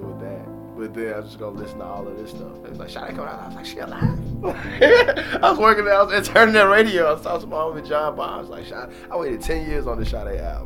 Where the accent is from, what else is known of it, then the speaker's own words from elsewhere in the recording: the South, Southern United States, United States; growing up in Southern culture